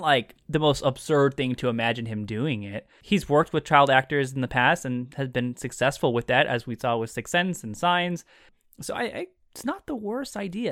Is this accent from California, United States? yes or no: yes; California, United States; as a Californian